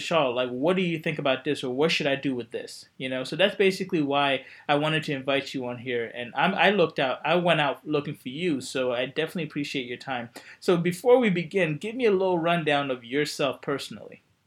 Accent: Coatesville, Pennsylvania, United States; moved away; I grew up near the Westchester uh, Exton area, right outside where Coatesville High, where Coatesville is

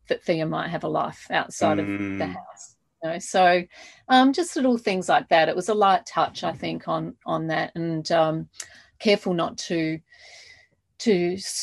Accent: Adelaide, South Australia, Australia; when I grew up in Adelaide

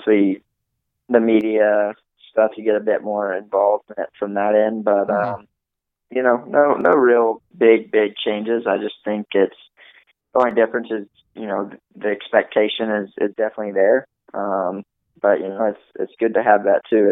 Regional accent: the South, United States; We're both from the South

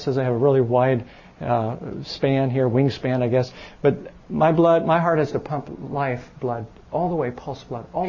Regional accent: Chicago, Illinois, United States; moved away; I'm from Chicago

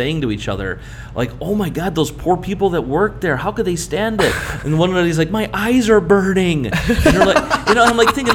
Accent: Berwyn, Illinois, United States; In my hometown, I grew up in Berwyn, Illinois, right outside Chicago

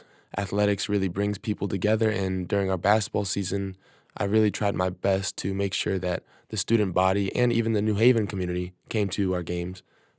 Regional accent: Washington, District of Columbia, United States; I'm from Washington, D.C.

